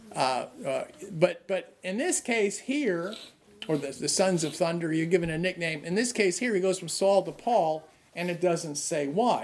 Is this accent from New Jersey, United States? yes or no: yes; New Jersey, United States; I'm from New Jersey, where no one's polite